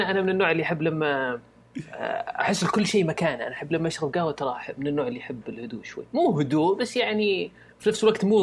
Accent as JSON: {"language": "Arabic", "town": "Riyadh", "region": "Riyadh Province", "country": "Saudi Arabia", "said": "عندنا في الرياض"}